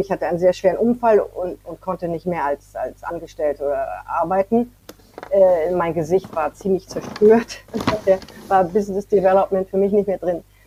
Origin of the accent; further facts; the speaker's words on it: France; moved away; Ich bin in Frankreich aufgewachsen, aber dann bin ich zurückgezogen nach Frankreich